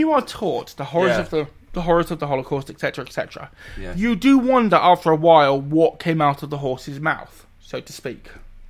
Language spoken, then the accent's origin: English; United Kingdom; we are from the bowels of Blighty.